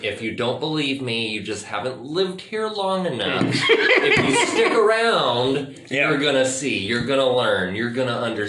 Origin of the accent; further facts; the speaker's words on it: Tennessee, United States; moved away; also born or lived in Traverse City, Michigan; I grew up in Tennessee. I spent a lot of time in Tennessee growing up